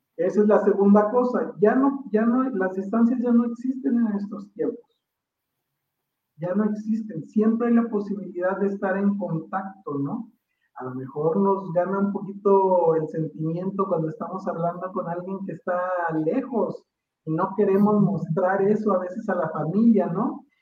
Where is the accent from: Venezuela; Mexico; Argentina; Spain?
Mexico; como mexicano